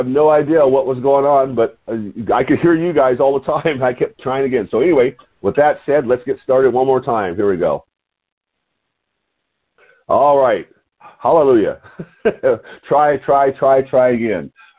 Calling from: Lompoc, California, United States; your host today. And I'm calling from Lompoc, California, which is 54 miles north of Santa Barbara on the beautiful California coast.

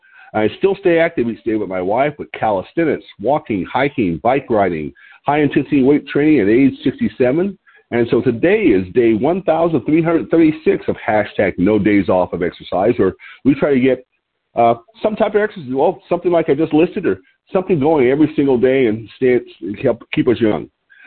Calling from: Lompoc, California, United States; I'm your host today, and I'm calling in from Lompoc, California, which is 54 miles north of Santa Barbara on a beautiful California Central Coast.

